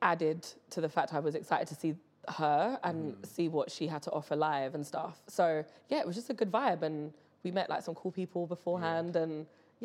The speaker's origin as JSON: {"language": "English", "region": "London", "country": "United Kingdom", "said": "I am from West London, very proudly. Caribbean family, Jamaica on one side, Barbados on the other"}